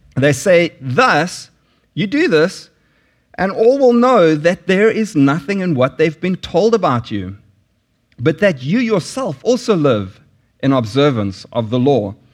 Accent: South Africa; moved away; there were sanctions in South Africa when I lived there

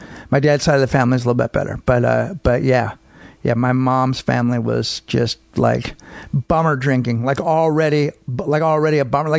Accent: San Francisco, California, United States; also born or lived in Marin; San Francisco and Marin.

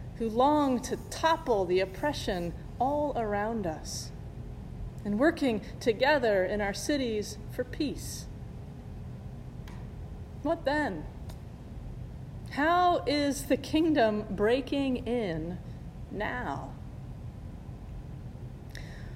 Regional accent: Indiana, United States; moved away; my family and I had flown back to Indiana, to my hometown

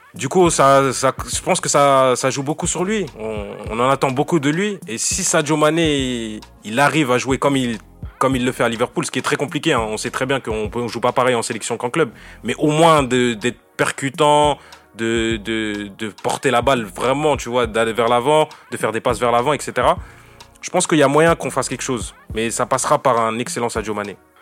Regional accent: Senegal; je suis sénégalais

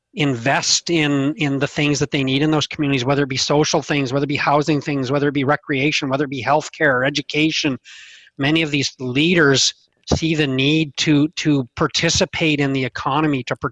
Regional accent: Meadow Lake, Saskatchewan, Canada; I'm in my hometown of Meadow Lake, Saskatchewan.

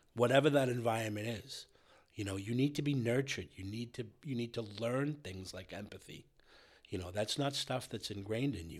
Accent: between Brockton and Randolph, Massachusetts, United States; now in Bellingham, United States; I came up between Brockton and Randolph

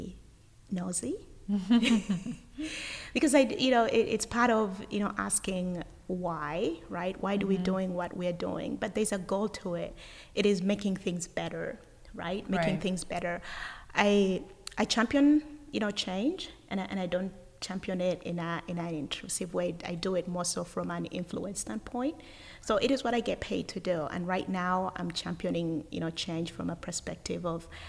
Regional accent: Uganda; now in United States; originally I'm from Uganda, and I was born and raised in Uganda, and I have lived in the United States for over 20 years

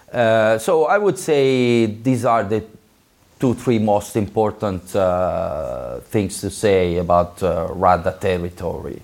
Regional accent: Florence, Tuscany, Italy; I was born in Florence

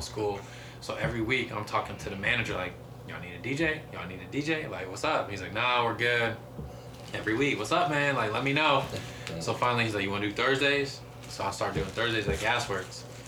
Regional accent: Medina, Ohio, United States; now in Columbus, United States; growing up in Medina

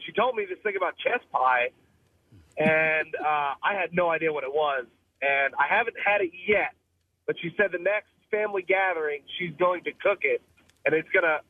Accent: Philadelphia, Pennsylvania, United States; moved away as an adult; now in Tennessee, United States; I told her I'm from Philadelphia, so I thought it was Philly, PA.

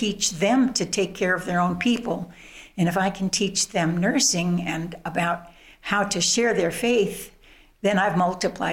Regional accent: Midwest, United States; also born or lived in Chicago, Illinois / Wheaton, Illinois; I was born in Chicago, grew up in the Midwest, and essentially lived in Wheaton my high school college years

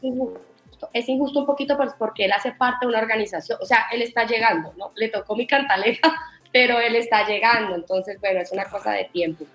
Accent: Santander, Colombia; de ser santandereano

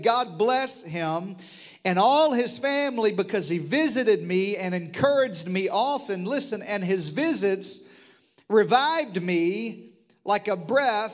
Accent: the Delta, eastern Arkansas, United States; moved away; I grew up in the Delta, the eastern side of Arkansas

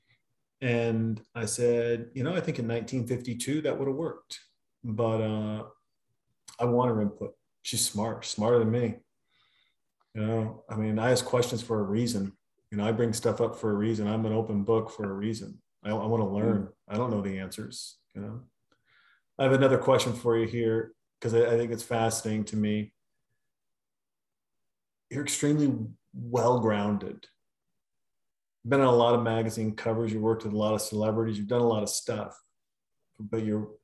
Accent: Montana, United States; moved away; I'm a kid from Montana. And you, I mean, I couldn't even skateboard. We had a dirt road.

